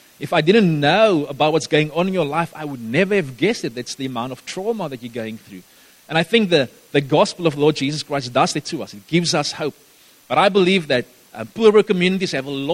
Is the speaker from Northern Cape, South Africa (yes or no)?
yes; Gaddis, Northern Cape, South Africa; now in Somerset West, South Africa; That's where I grew up for a few years. I lived in Gaddis